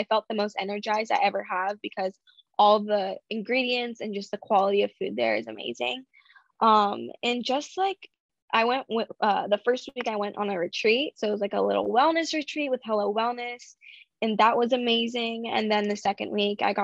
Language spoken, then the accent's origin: English; Orange County, California, United States; I was born and raised in Orange County, California